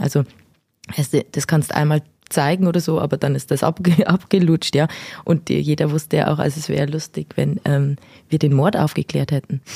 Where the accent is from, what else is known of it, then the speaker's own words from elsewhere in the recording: Nabburg, Bavaria, Germany; moved away; Ich komme ursprünglich aus Nappburg, also gar nicht so weit her.